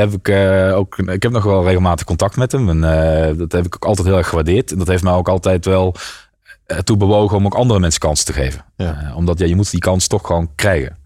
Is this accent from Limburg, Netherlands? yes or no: yes; south of Maastricht, Limburg, Netherlands; die stond in uh, onder Maastricht. dus net voordat je de Belgische grens overgaat. En ehm, nou, daar heb ik ook mijn hele jeugd doorgebracht